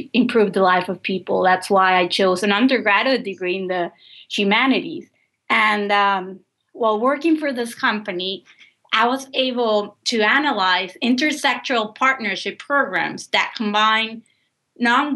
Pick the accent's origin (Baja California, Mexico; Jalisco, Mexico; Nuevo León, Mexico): Nuevo León, Mexico; Monterrey; moved away as an adult; now in New Orleans, United States; I was raised in Monterrey, Mexico